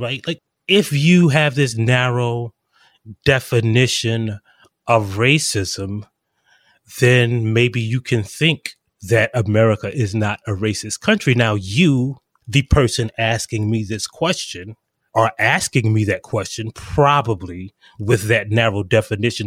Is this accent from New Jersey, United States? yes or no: no; South Carolina, United States; I am actually from South Carolina.